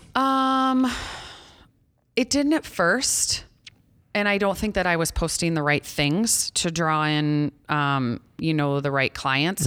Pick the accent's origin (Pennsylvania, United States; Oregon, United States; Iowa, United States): Iowa, United States; Ida Grove; also born or lived in Storm Lake, Iowa; I grew up in Ida Grove. a small town of about two thousand people.